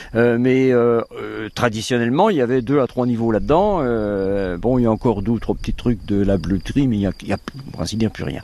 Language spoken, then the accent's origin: French; Guichen, Brittany, France; je suis Guichna de Guichin, que c'est là que je demeure